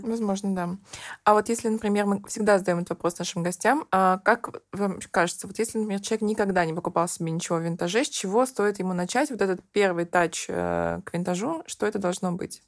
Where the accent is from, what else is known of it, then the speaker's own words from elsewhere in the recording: Nizhny Novgorod, Nizhny Novgorod Oblast, Russia; now in Moscow, Russia; я, например, из Нижнего Новгорода